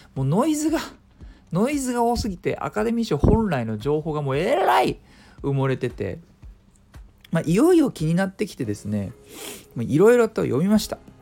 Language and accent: Japanese; Japan; 僕ら日本人